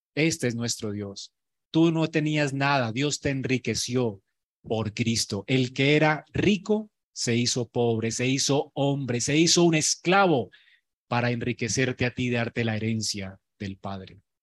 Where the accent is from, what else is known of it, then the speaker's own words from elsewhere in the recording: Colombia; Los colombianos somos increíbles en creatividad